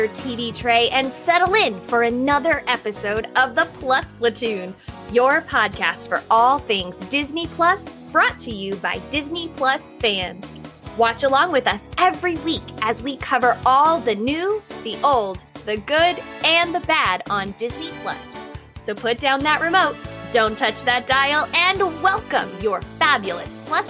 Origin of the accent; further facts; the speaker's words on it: Canada; So this is my costume. I'm from Canada.